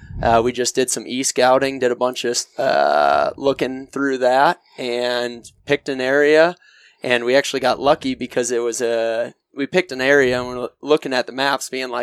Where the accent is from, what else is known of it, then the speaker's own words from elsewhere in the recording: Western New York, United States; moved away as an adult; now in Utah, United States; I'm originally from Western New York.